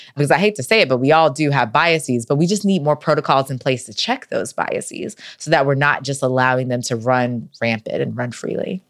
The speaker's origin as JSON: {"language": "English", "region": "North Carolina", "country": "United States", "said": "I'm from North Carolina"}